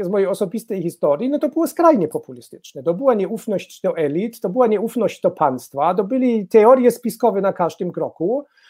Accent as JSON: {"language": "Polish", "region": "Baden-Württemberg", "country": "Germany", "second_language": "Polish", "said": "w Badenii Wittenbergi, skąd, skąd pochodzę"}